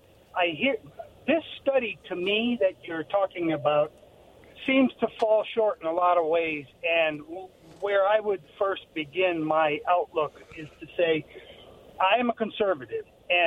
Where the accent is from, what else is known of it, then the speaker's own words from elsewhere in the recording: New England, United States; now in Richland, United States; as an American, patriotic, old-time New Englander American